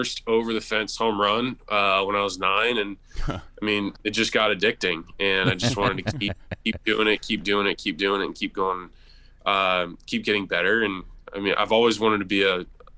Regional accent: Tampa, Florida, United States; Tampa, like, there's places that I grew up going

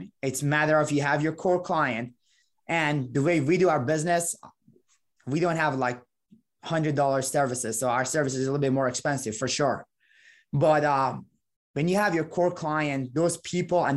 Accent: Iran; English is a second language; moved away as an adult; now in Valparaiso, United States; I was 18 when I moved to the United States. I came from Iran originally

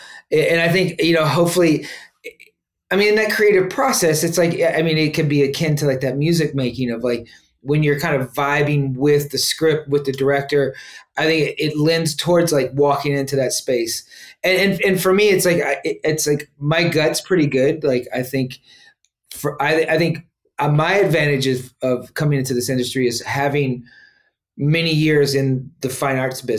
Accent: Arkansas, United States; born there; I was born in Arkansas, many, many generations deep in Arkansas.

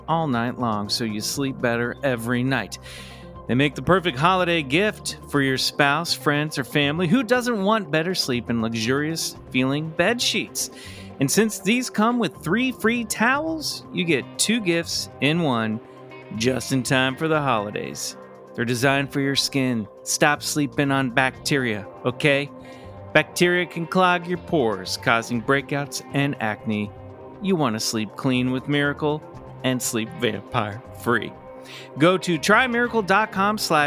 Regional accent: Kansas, United States; I grew up in Kansas. I grew up in Kansas.

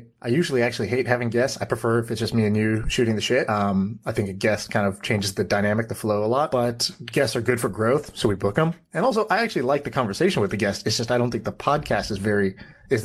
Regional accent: Austin, Texas, United States; I grew up in Austin, Texas. I spent a lot of time in Texas.

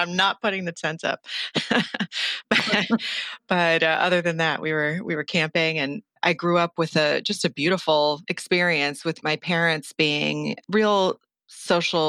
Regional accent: Flagstaff, Arizona, United States; now in Los Angeles, United States; I'm from Northern Arizona, Flagstaff to be specific, and I grew up with one sister and two parents

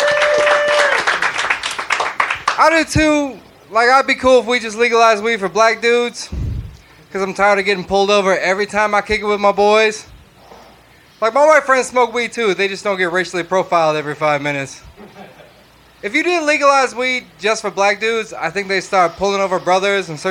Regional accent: Chicago, Illinois, United States; I'm from Chicago

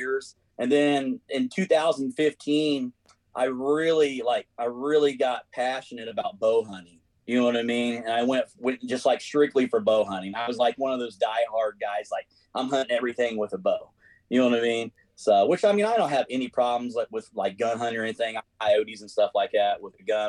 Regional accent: Indiana, United States; I'm from Indiana

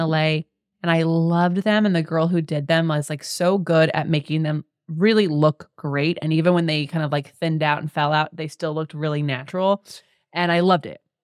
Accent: Las Vegas, Nevada, United States; I'm from Vegas

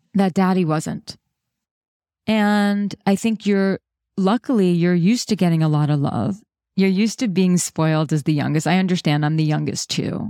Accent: New York City, New York, United States; I'm a New Yorker

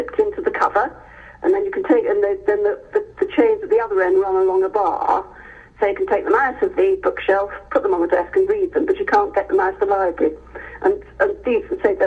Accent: Hereford, West Midlands, United Kingdom; moved away; I grew up in Hereford

